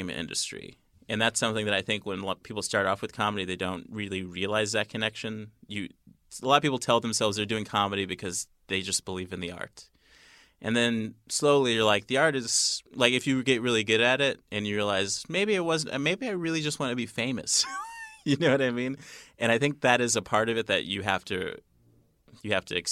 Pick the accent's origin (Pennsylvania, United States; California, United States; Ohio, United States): California, United States; also born or lived in Chicago; now in New York, United States; I'm from California